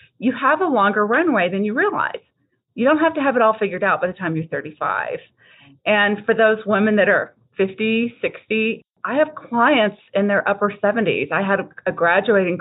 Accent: Texas, United States; I'm from Texas

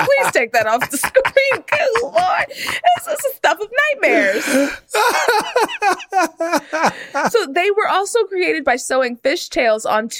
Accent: Texas, United States; I'm from Texas

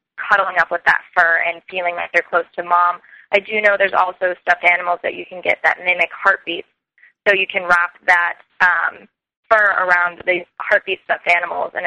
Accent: Colorado, United States; now in New York City, United States; I'm from Colorado. A lot of the wildlife that I grew up with is different out here

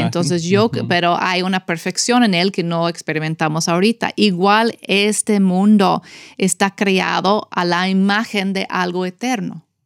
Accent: United States; Spanish is a second language; moved away as an adult; como yo americana crecí en eso

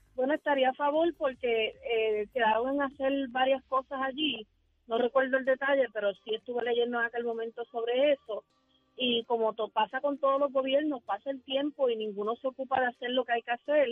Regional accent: Puerto Rico; aquí en Puerto Rico, y yo soy puertorriqueña y me siento muy orgullosa de eso

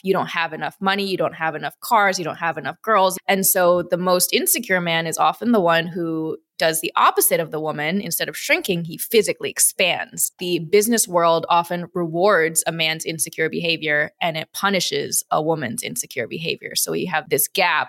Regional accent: Midwest, United States; also born or lived in Chicago, Illinois; So I was born in Wisconsin. I grew up in, between Wisconsin and, and Chicago

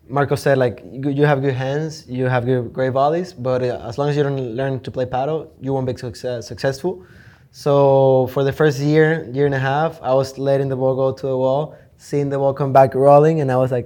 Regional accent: Valencia, Carabobo, Venezuela; moved away as an adult; now in United States; I'm originally from Valencia, Venezuela.

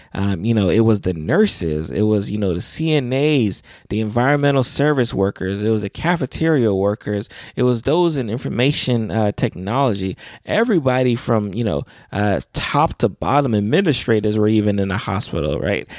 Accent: South Florida, United States; I am from South Florida

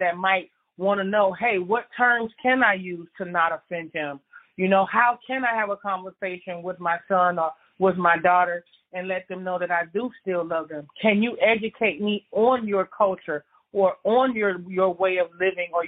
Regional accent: Miami, Florida, United States; Growing up in Miami in the city

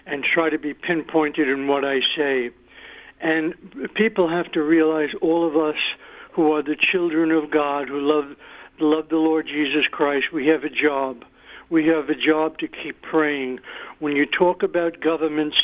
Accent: New York, United States; I was born and raised in New York.

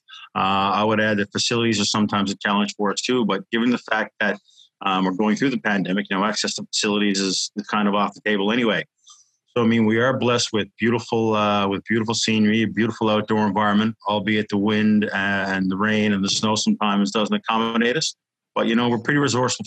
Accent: Newfoundland and Labrador, Canada; moved away; also born or lived in Newport, Wales; as a kid growing up in Newfoundland

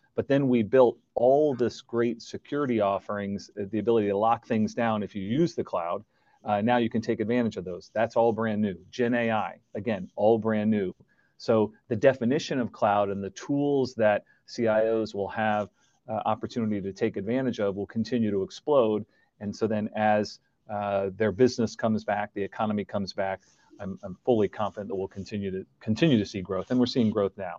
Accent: United States; moved away as an adult; now in Canada; I'm originally American

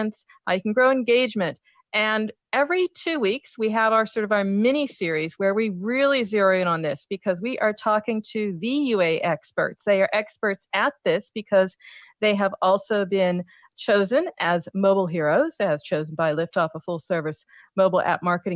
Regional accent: United States; now in Europe; I'm from the States

